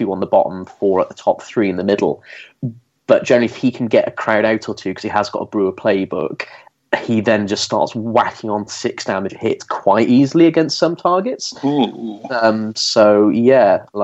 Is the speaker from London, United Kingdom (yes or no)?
no; Welsh, Wales, United Kingdom; I'm Welsh